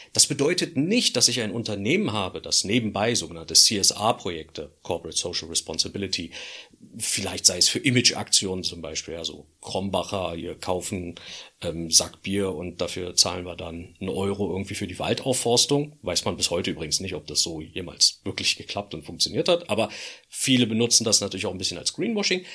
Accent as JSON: {"language": "German", "region": "Berlin", "country": "Germany", "said": "als Berliner"}